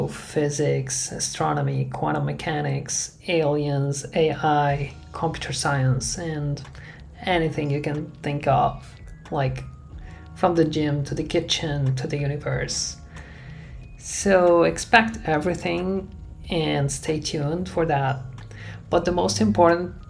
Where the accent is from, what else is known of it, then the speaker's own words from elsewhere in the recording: Aleppo, Aleppo Governorate, Syria; moved away as an adult; I was born and raised in Syria. I spent there my whole childhood, teenage years, and early adulthood.